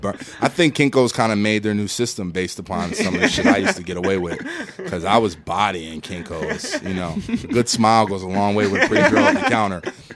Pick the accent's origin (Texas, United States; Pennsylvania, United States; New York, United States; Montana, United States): Pennsylvania, United States; Philadelphia; now in Atlanta, United States; I say I'm from Philly. I live in Atlanta.